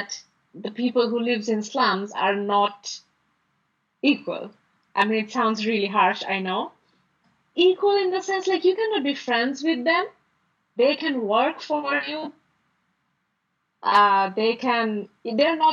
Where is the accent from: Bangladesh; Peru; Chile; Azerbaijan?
Bangladesh; Dhaka, Dhaka Division; I was born in Dhaka and I grew up here as well.